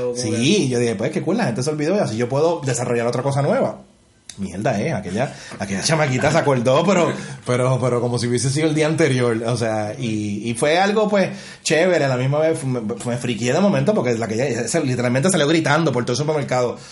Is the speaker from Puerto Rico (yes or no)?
yes; Puerto Rico; moved away as an adult; also born or lived in Upstate New York, United States; yo me quedé sin trabajo acá en Puerto Rico y me tuve que ir a Estados Unidos, como muchos puertorriqueños han hecho